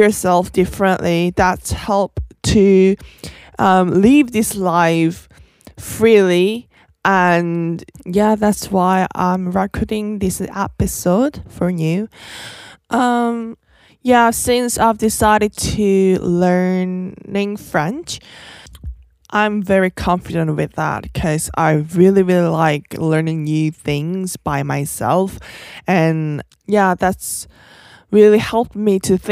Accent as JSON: {"language": "English", "country": "South Korea", "said": "from South Korea"}